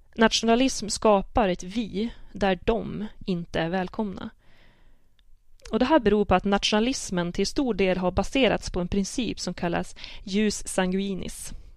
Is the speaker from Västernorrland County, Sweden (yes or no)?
yes; Sidensjö, Västernorrland County, Sweden; accent: Sidensjö dialect; jag kan tala sidensjömål med mina kusiner